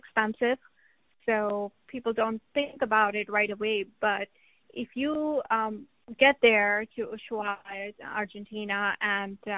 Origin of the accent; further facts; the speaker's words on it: India; moved away; my hometown in India. I go back there once a year